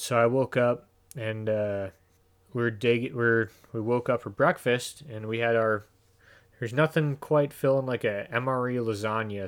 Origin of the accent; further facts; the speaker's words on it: Illinois, United States; moved away as an adult; also born or lived in Idaho / Northern California; we're both from Illinois. We both grew up in the suburbs